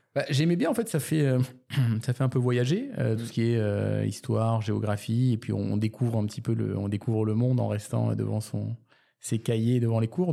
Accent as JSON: {"language": "French", "town": "Toulouse", "region": "Occitania", "country": "France", "tie": "born or raised there", "also_born_or_lived": "Canada / Paris", "moved": "yes", "said": "je suis né à Toulouse et j'ai vécu également au Canada pour ensuite revenir à Paris"}